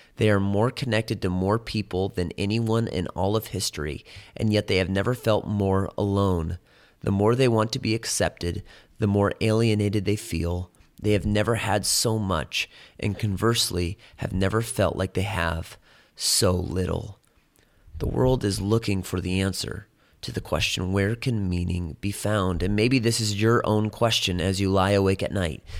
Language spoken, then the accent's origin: English; Chicago, Illinois, United States; When I was growing up in Chicago